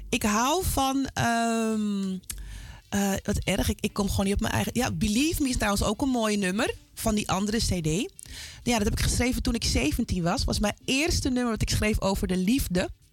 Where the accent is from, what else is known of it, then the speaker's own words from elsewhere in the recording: Amsterdam, North Holland, Netherlands; mijn hele zijn is Zuidoost